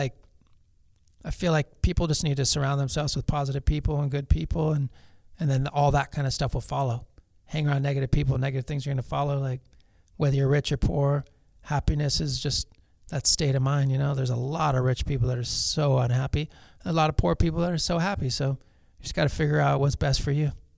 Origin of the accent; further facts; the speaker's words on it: Los Angeles, California, United States; I grew up in Pacific Palisades